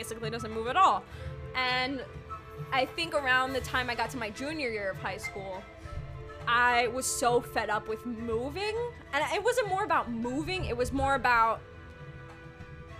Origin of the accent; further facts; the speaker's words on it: New York City, New York, United States; moved away as an adult; also born or lived in Yonkers, New York / Queens, New York; now in California, United States; I was born and raised in the Bronx, which is in New York City